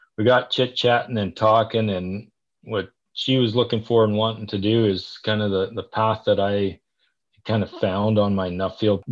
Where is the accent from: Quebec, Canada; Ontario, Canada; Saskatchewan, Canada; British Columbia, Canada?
Saskatchewan, Canada; moved away as an adult; now in Calgary, Canada; I'm originally from Saskatchewan